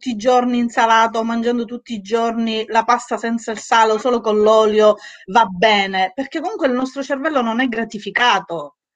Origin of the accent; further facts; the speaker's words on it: Sicily, Italy; io sono siciliana, quindi il mangiare, guai chi me lo tocca il mangiare